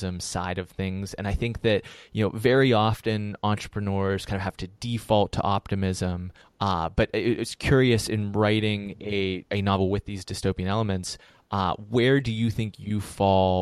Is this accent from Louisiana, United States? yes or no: no; Pittsburgh, Pennsylvania, United States; accent: Pittsburgh; I'm from Pittsburgh